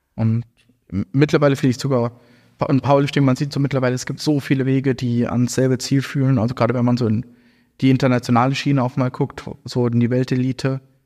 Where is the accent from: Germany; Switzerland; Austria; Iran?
Germany; Hesse; now in Frankfurt, Germany; ich bin ja hier in Hessen auch aufgewachsen